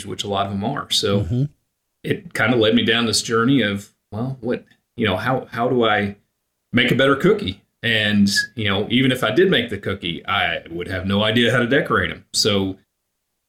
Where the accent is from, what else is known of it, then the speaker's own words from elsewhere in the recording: Oklahoma, United States; I grew up in Oklahoma. My family was all in Pennsylvania